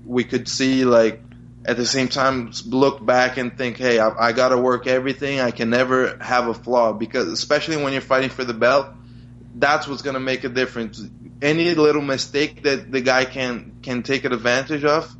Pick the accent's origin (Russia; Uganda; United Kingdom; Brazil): Brazil; also born or lived in New Jersey, United States; So I was born in New Jersey. I lived there until I was 6 years old, and then my parents got divorced, so I went back with my mother to Brazil